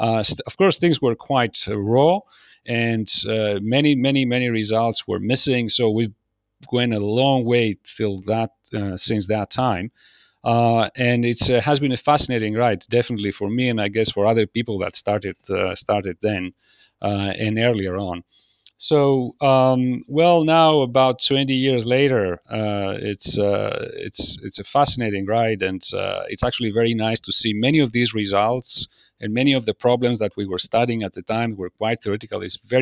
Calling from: Athens, Attica, Greece; I'm here in Athens, actually, Greece today, and I'm joining in.

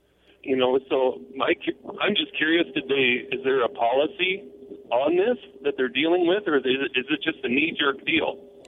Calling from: Othello, Washington, United States; from Othello.

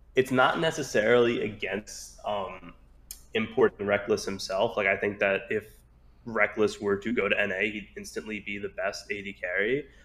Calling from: Buffalo, New York, United States; I'm calling from Buffalo, New York

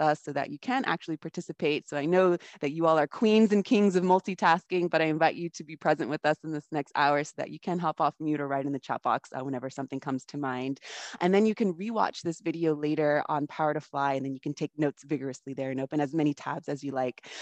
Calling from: Patagonia, Argentina; I'm calling from Patagonia in Argentina

